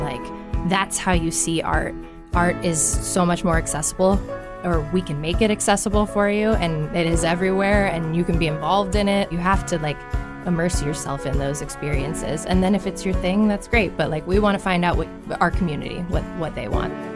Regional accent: Omaha, Nebraska, United States; I am also from Millard. I went to Millard North

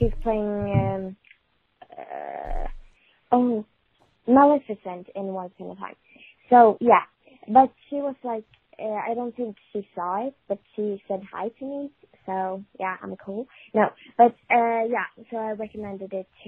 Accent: Sweden; English is a second language; I'm from Sweden, so my English is not

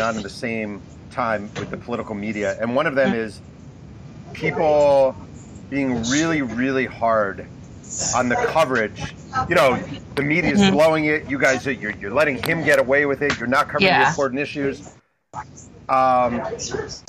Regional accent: New York, United States; I'm from New York. I lived in New York on 9/11

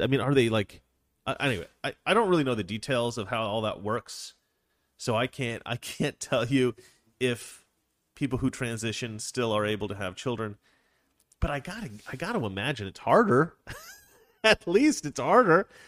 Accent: Oregon, United States; I'm from Oregon

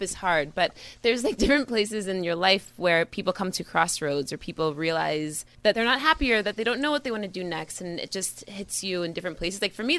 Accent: the Catskills, New York, United States; I grew up in a super musical household, but I grew up in the Catskill Girls. There was like there's country music stations.

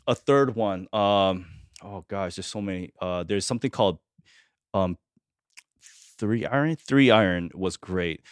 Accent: Argentina; moved away; I was born in Argentina

